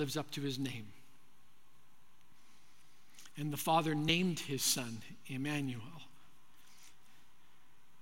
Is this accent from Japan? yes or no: no; Manitoba, Canada; I grew up in Manitoba, Canada